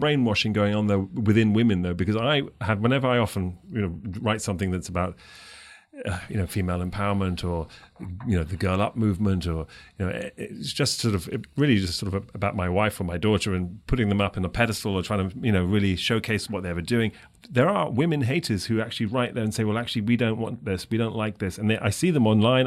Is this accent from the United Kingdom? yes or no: yes; London, United Kingdom; moved away as an adult; now in United States; I'm, I'm from England, from London